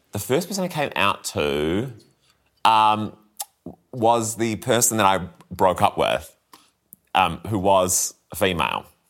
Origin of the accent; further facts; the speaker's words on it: Christchurch, Canterbury, New Zealand; growing up in Christchurch